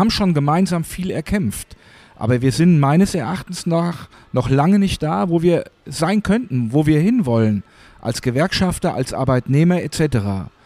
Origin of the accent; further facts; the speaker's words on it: Hesse, Germany; Ich bin hier in Hessen aufgewachsen. Hier waren überall Garnisonen.